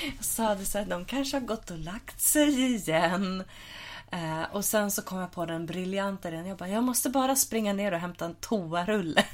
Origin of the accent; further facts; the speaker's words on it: Huddinge, Stockholm County, Sweden; jag är uppvuxen i Huddinge